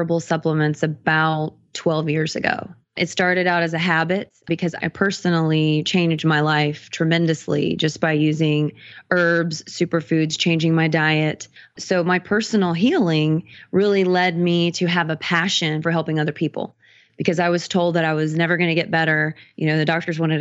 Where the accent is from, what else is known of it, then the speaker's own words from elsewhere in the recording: the South, United States; moved away as an adult; now in Los Angeles, United States; I'm from the South, born and raised, you know, a little bit more conservative area